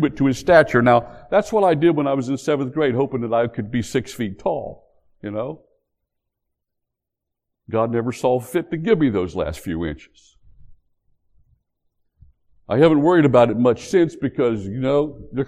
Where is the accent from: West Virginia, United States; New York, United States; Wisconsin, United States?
West Virginia, United States; moved away; also born or lived in North Carolina; back when I grew up in West Virginia